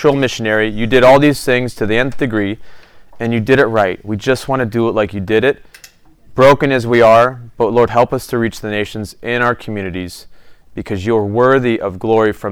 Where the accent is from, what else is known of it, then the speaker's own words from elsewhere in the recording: United States; As an American